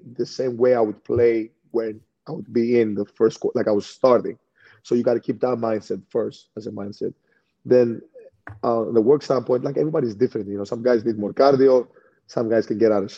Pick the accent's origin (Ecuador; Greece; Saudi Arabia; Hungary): Greece; now in Milwaukee, United States; we came from Greece